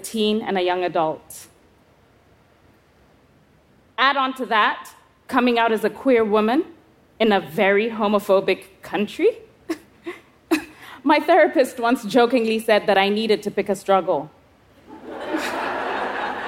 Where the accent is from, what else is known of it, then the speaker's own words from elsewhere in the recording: Kenya; I was 11 years old, growing up in Kenya.